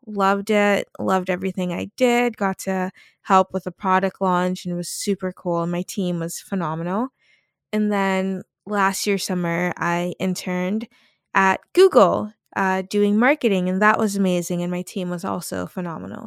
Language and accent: English; Salem, Massachusetts, United States; my hometown of Salem, Massachusetts